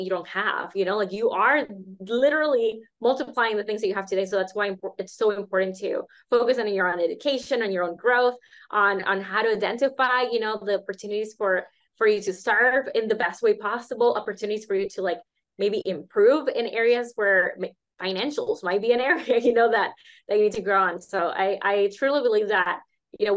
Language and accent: English; Nicaragua; also born or lived in United States; I come from Nicaragua